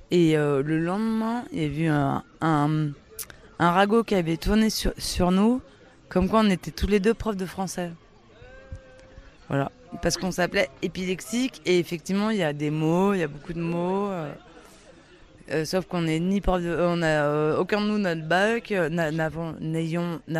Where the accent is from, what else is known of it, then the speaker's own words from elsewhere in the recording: Occitania, France; On vient du Gard, mais ça, on vient du Gard. On habite dans le Gard actuellement